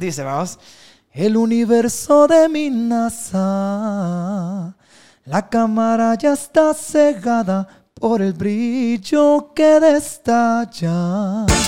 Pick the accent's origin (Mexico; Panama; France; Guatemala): Guatemala; Puerto Barrios, Izabal; Yo soy de Puerto Barrios, chaval. Ajá, entonces yo vivía en Barrio El Rastro